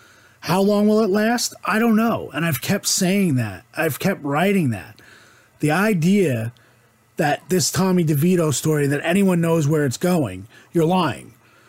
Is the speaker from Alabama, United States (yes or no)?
no; New Jersey, United States; I was born and raised in Jersey.